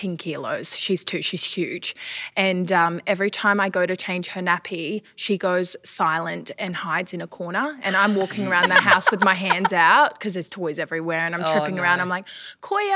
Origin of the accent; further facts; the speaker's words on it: New Zealand; now in Australia; I grew up in New Zealand, so I did travel back and forth to New Zealand a lot of the time